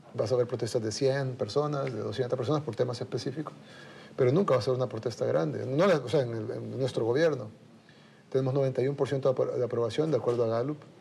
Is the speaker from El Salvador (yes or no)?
yes; El Salvador; Nosotros como salvadoreños